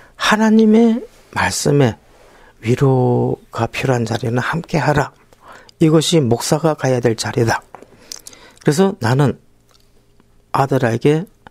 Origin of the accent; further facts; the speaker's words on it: Busan, South Korea; 저는 부산에서 올라온